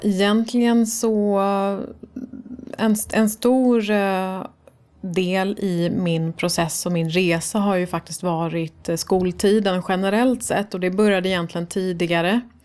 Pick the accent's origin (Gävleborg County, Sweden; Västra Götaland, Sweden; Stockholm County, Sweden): Stockholm County, Sweden; Stockholm; Jag är uppvuxen i Farsta